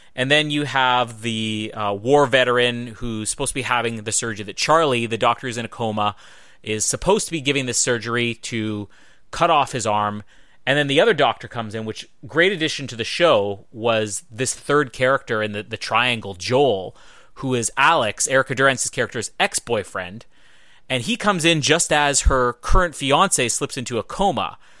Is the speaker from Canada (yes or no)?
yes; Winnipeg, Manitoba, Canada; Winnipeg, my hometown